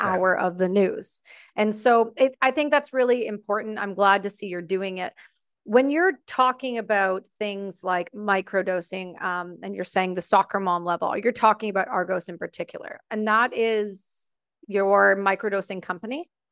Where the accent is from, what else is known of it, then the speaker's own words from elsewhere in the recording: Canada; I'm Canadian